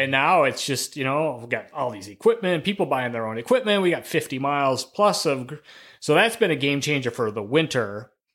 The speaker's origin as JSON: {"language": "English", "town": "River Falls", "region": "Wisconsin", "country": "United States", "tie": "born or raised there", "also_born_or_lived": "Eau Claire, Wisconsin / Montana", "said": "I grew up in River Falls, Wisconsin"}